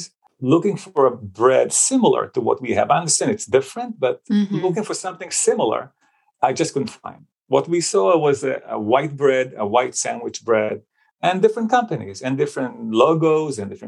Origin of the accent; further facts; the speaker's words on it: Israel; moved away; I grew up actually in Israel in a family of 7